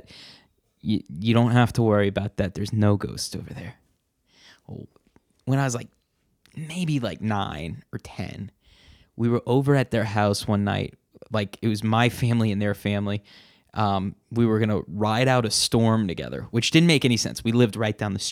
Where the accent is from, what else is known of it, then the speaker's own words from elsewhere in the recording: New Orleans, Louisiana, United States; Growing up in New Orleans all my life